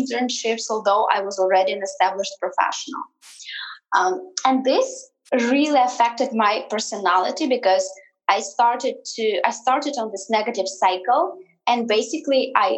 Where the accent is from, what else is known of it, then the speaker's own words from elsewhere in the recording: Siberia, Russia; moved away as an adult; also born or lived in Moscow, Russia; now in United States; I was born and raised in Siberia in Russia